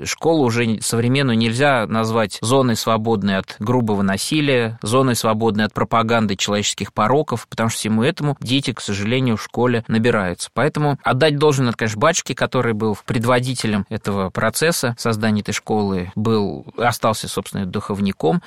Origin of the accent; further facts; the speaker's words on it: Khvalynsk, Saratov Oblast, Russia; moved away; в Саратовской области, в Хвалынске, откуда я родом